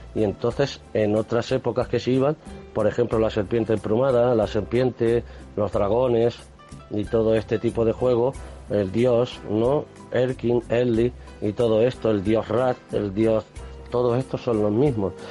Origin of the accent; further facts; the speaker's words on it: Spain; como español que me considero